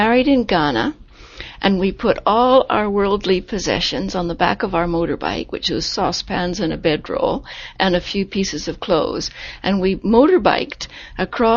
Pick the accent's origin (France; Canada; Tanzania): Canada; Vancouver, British Columbia; also born or lived in Africa / England; now in Japan; In Canada, I grew up in Vancouver.